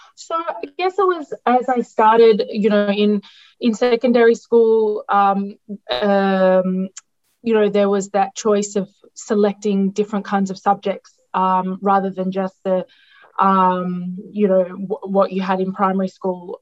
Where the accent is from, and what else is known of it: Melbourne, Victoria, Australia; born or raised there; first language Greek; English is a second language; moved away as an adult; also born or lived in Italy; now in Laos